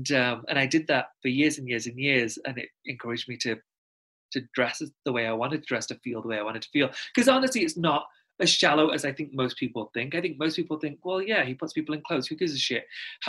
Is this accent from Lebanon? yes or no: no; Pakistan; I'm Muslim and I'm Pakistani. And if, not to sound condescending, a lot of people don't know where it is. So I'm just going to tell you, it neighbors India.